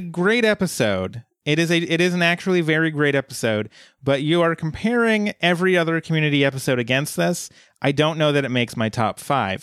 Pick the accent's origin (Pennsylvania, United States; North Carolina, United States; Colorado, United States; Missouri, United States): Colorado, United States; Fort Collins; Fort Collins, Colorado, which is my hometown. That's where I that's where I come from